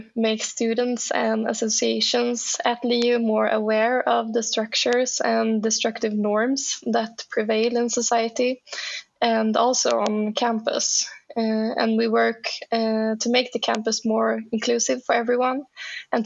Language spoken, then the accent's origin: English; Karlshamn, Blekinge, Sweden; I'm from a small town called Karlshamn in southern Sweden